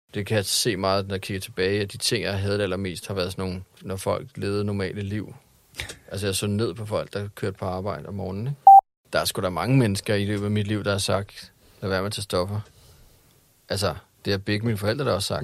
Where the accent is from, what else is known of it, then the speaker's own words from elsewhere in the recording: Hellerup, Capital Region of Denmark, Denmark; also born or lived in Christianshavn, Copenhagen; Jeg voksede op i øh, mest øh, Hellerup og Christianshavn. Men mest Hellerup